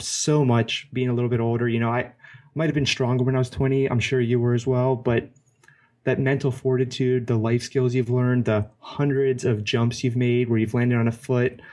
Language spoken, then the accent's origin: English; Hawaii, United States; growing up as a kid, I grew up in Hawaii